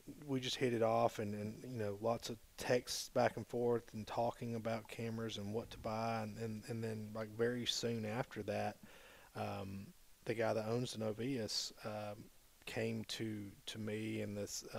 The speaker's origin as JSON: {"language": "English", "town": "Huntsville", "region": "Alabama", "country": "United States", "tie": "born or raised there", "said": "I grew up in Huntsville, Alabama"}